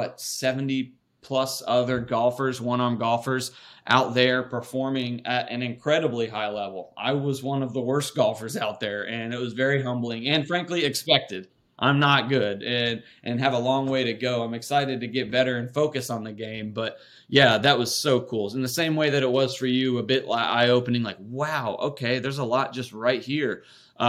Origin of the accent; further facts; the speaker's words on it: Raleigh, North Carolina, United States; I born and raised in Raleigh, North Carolina, and whole family's from there.